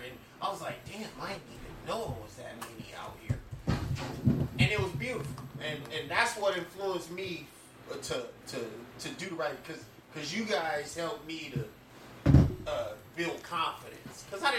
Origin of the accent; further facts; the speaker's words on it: Akron, Ohio, United States; I grew up on West Side Akron. I grew up right there, five blocks down the street from Bookton, which is 98% black.